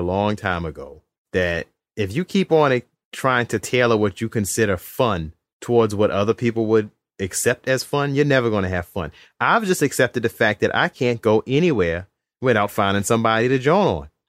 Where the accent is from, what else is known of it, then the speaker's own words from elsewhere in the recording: Alexandria, Virginia, United States; now in Charlotte, United States; growing up in Alexandria, we ain't had no Walmart, and we still don't. The Walmart was in Fairfax. And now living in the South